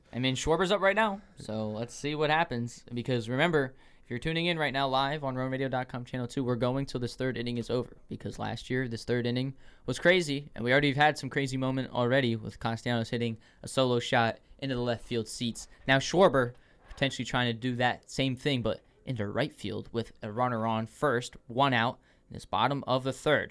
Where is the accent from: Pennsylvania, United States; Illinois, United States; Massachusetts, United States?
Pennsylvania, United States; Philadelphia; we're from Philly.